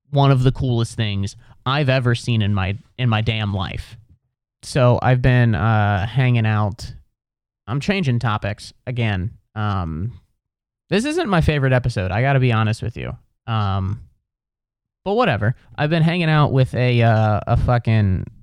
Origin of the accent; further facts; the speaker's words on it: Midwest, United States; I'm from the Midwest where we don't have accents.